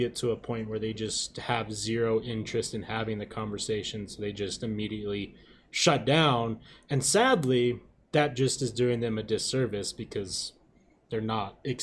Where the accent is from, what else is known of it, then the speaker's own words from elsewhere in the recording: Utah, United States; I grew up here in Utah